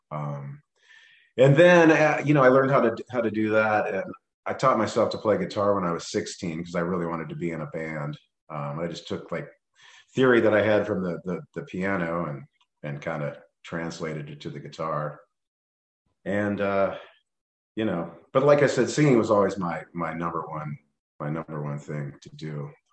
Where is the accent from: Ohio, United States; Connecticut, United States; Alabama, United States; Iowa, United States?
Ohio, United States; Cincinnati; also born or lived in Pierce Township, Ohio; I grew up in Cincinnati